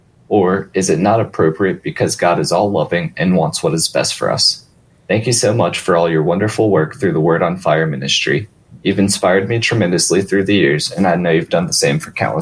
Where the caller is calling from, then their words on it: Atlanta, Georgia, United States; from Atlanta, Georgia.